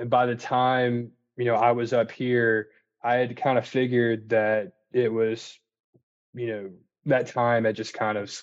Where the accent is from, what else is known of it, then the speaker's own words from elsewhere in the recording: New Orleans, Louisiana, United States; born and raised in New Orleans, which was a fantastic place to grow up